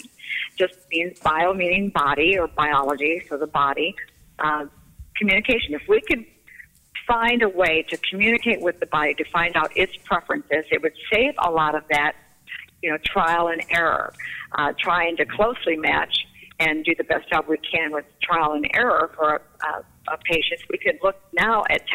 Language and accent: English; outside of Flint, Michigan, United States; moved away as an adult; also born or lived in Alabama; now in Mobile, United States; I was born in Alabama, but I was raised in Michigan, so I spent all of my growing up years there, outside of Flint